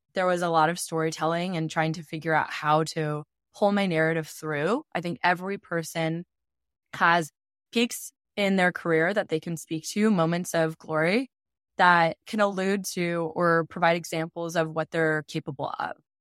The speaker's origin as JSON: {"language": "English", "area": "outside of Portland", "region": "Oregon", "country": "United States", "tie": "born or raised there", "said": "my small town I grew up in outside of Portland, Oregon"}